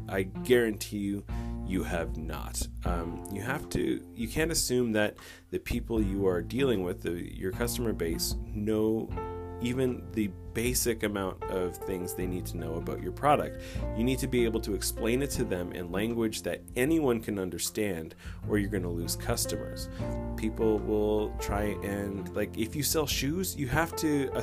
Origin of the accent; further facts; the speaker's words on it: Canada; I'm Canadian